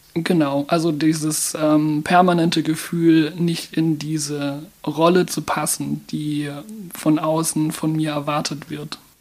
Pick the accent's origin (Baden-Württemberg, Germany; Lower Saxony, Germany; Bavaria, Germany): Baden-Württemberg, Germany; Mannheim; Ich bin in Mannheim geboren und aufgewachsen.